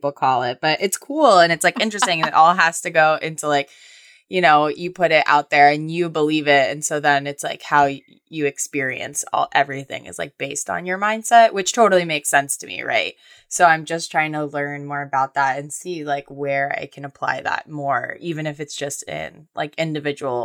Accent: Florida, United States; I'm like from Florida

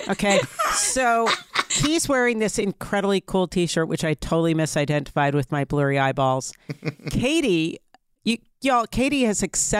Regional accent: Long Island, New York, United States; I'm from Long Island, which is very, very different.

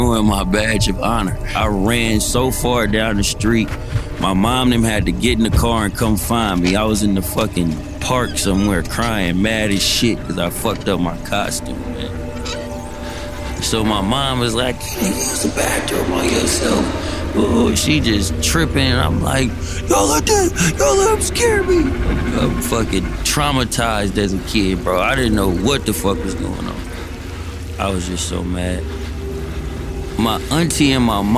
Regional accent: Berkeley, California, United States; I grew up in Berkeley. Berkeley's a city away over from Oakland

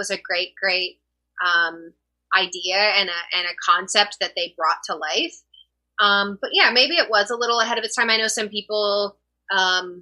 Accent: Texas, United States; I grew up in Texas

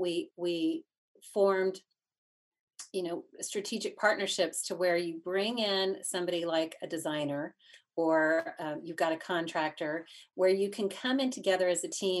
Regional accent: Dallas, Texas, United States; now in Asheville, United States; we're from Texas, so, you know, back in Dallas

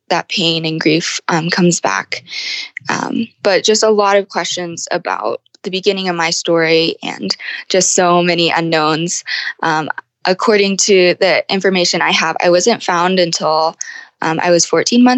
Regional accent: United States; also born or lived in Guangdong Province, China; I was adopted by Caucasian parents and grew up in the United States.

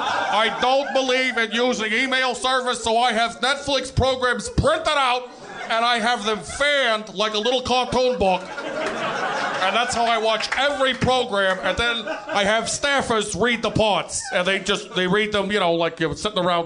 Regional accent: Brooklyn, New York, United States; and I'm from Brooklyn.

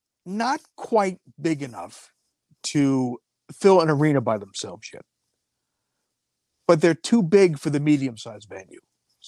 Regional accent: Buffalo, New York, United States; I don't think anybody ever asked why I was from Buffalo. They just asked me if I was from Buffalo.

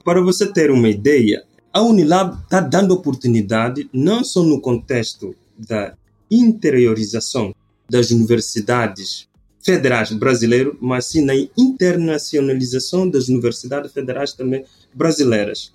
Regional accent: Bula, Cacheu, Guinea-Bissau; moved away as an adult; also born or lived in Bissau, Guinea-Bissau; now in Brazil; eu sou da Guiné-Bissau, África Ocidental. Eh, eu sou do norte do país, norte do país exatamente Bula, Nasci em Bula, depois de terminar ensino fundamental, fui para a capital, que é Bissau

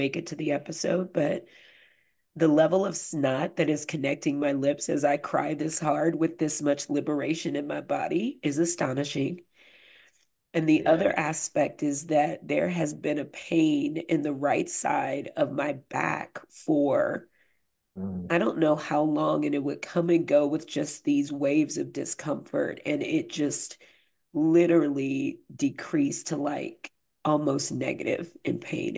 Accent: the South, United States; I grew up in the South

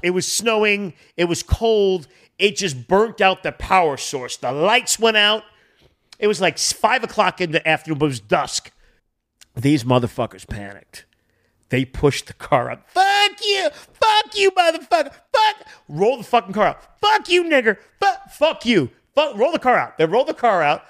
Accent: Boston, New England, United States; also born or lived in Connecticut; now in Los Angeles, United States; I grew up in New England, Boston

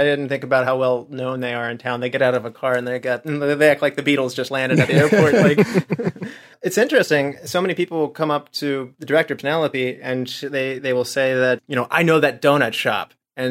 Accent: Charleston, West Virginia, United States; we grew up in Charleston, West Virginia, and it's certainly not a major metropolitan.

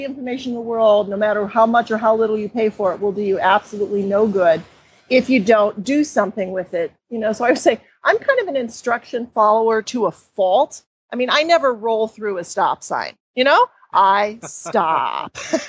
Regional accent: Seattle, Washington, United States; And I started in my hometown of Seattle, suburbs of Seattle.

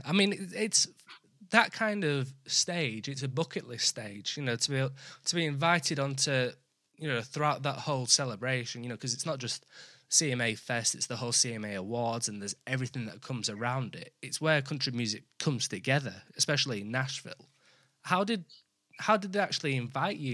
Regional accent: Yorkshire and the Humber, United Kingdom; I'm from I'm from Yorkshire

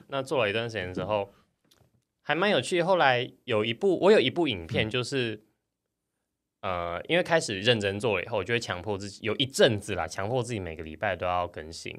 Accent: Hsinchu, Taiwan; 我是新竹人

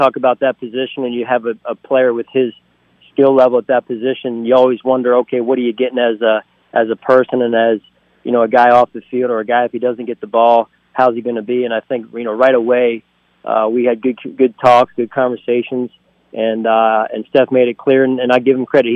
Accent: outside of Philadelphia, Pennsylvania, United States; moved away as an adult; now in Buffalo, United States; being raised where I was raised around outside of Philadelphia with my parents

